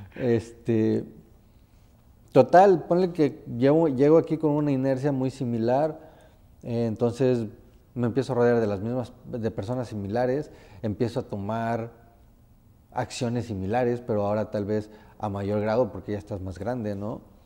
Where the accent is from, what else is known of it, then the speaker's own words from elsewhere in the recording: Tempoal, Veracruz, Mexico; moved away; yo soy de un pueblo, soy de un pueblo que se llama Tempal, Veracruz